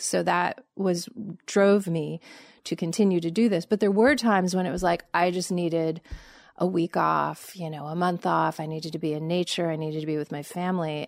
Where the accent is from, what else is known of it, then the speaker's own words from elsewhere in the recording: Los Angeles, California, United States; moved away as an adult; also born or lived in Montgomery, Alabama; I grew up in Los Angeles